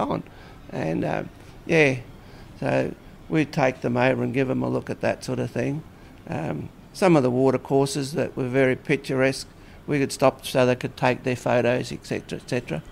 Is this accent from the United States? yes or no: no; Cairns, Queensland, Australia; also born or lived in Ipswich, Queensland; then came back up here to live in 1949